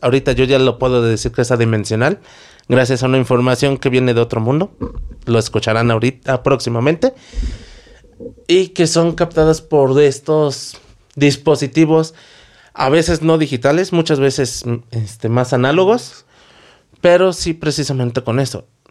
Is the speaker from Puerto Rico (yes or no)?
no; Mexico; somos mexicanos, al menos nosotros